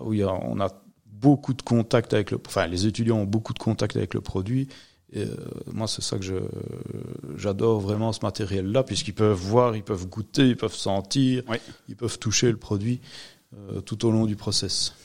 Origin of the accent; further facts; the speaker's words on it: Rochefort, Wallonia, Belgium; Je suis originaire de Rochefort